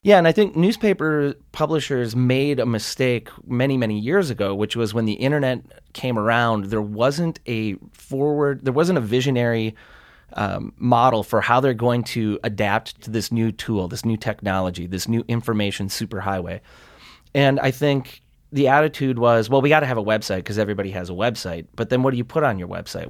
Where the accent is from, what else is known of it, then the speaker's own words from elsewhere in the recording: Sturgeon Bay, Wisconsin, United States; also born or lived in Great Falls, Montana; now in Montana, United States; I grew up in a little resort community. Actually, it was kind of a blue collar, um, shipbuilding community when I was a kid. It's called Sturgeon Bay, Wisconsin